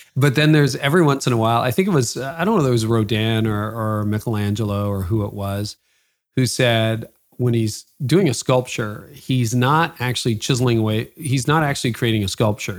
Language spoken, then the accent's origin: English; Toronto, Ontario, Canada; Toronto connections, my hometown